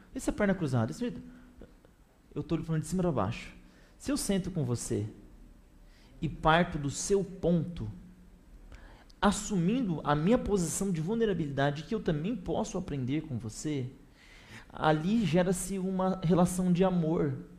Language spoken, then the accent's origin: Portuguese; interior of São Paulo state, Brazil; now in São Paulo, Brazil; eu sou paulistano, né? É, eu sou do interior, mas estou muito tempo em São Paulo